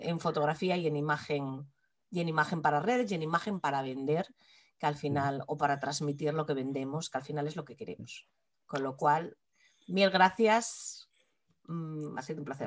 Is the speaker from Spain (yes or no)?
yes; Asturias, Spain; nosotras somos asturianas y nuestro entorno, a fin de cuentas, es este.